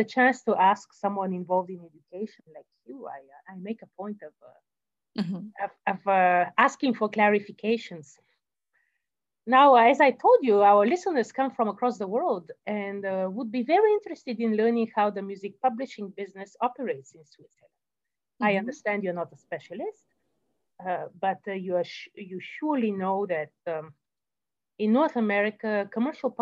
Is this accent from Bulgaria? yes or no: yes; Bulgaria; I come from Bulgaria